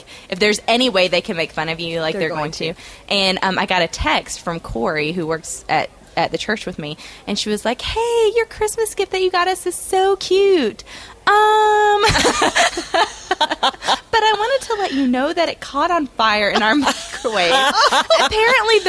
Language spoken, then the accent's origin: English; Georgia, United States; I was born and raised, and my parents were born and raised, and my grandparents were born and raised.